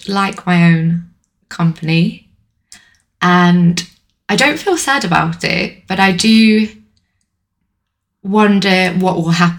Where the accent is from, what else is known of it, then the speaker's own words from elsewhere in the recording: Bristol, South West England, United Kingdom; also born or lived in East London; now in London, United Kingdom; I am currently living in East London, but as you can tell from my accent, I'm a country. I'm from Bristol originally